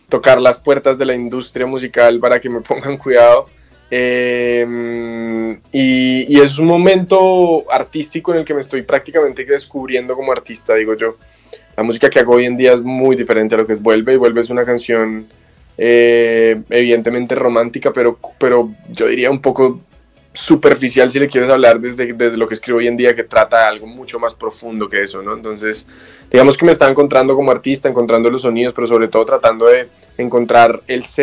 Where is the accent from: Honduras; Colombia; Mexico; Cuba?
Colombia; de aquí han salido pues muchas de las músicas tradicionales que tenemos nosotros como colombianos.